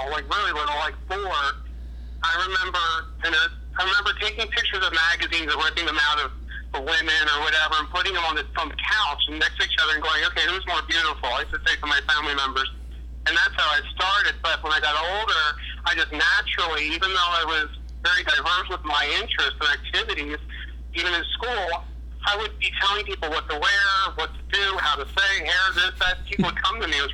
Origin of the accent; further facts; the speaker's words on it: Wilmington, Delaware, United States; I'm originally from Wilmington, Delaware. I was born and raised there